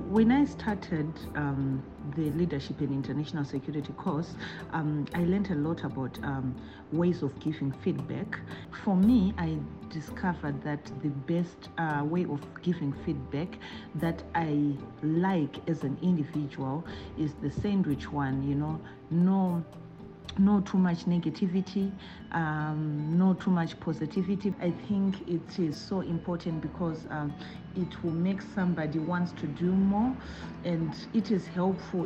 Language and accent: English; Zimbabwe; moved away as an adult; now in Geneva, Switzerland; I'm a Zimbabwean